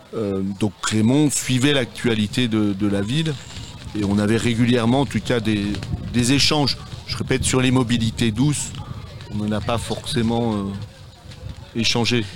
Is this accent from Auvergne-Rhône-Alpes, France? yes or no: no; Saint-Léonard-de-Noblat, Nouvelle-Aquitaine, France